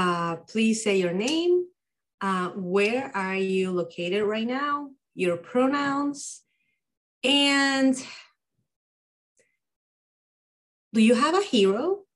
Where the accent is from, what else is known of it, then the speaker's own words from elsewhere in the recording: Bolivia; now in Des Moines, United States; I'm located in Des Moines. I'm originally from Bolivia